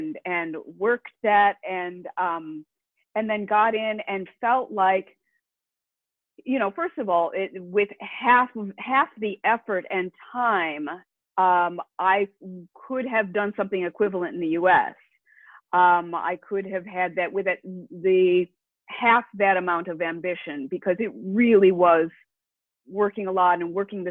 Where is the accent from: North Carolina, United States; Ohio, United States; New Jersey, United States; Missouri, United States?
Ohio, United States; Toledo; moved away as an adult; also born or lived in Amherst, Massachusetts; now in Italy; I was raised in Ohio, and then I studied at University of Massachusetts Amherst, after which I moved directly to Italy, and I've been here since then